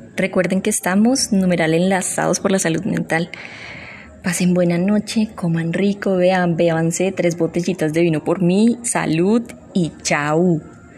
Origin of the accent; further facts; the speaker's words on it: Colombia; Como buenos colombianos, bailamos